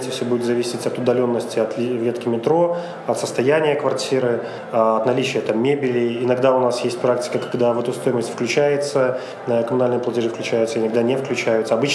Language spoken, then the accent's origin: Russian; Minsk, Belarus; Ну да, все верно.